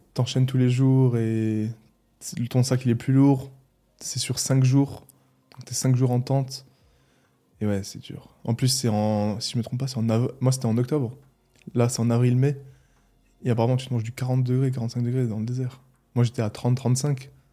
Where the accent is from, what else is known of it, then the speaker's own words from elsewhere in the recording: Mulhouse, Grand Est, France; accent: Alsatian; Je suis né à Mulhouse, je suis resté autour de Mulhouse